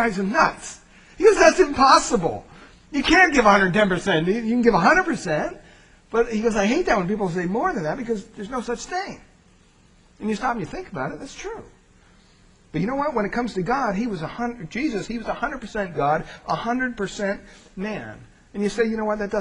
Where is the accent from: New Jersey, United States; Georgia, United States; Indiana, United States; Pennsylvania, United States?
Pennsylvania, United States; I grew up in Pennsylvania.